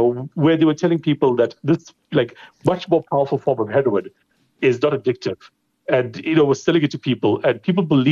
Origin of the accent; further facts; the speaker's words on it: India; now in South Africa; I grew up in India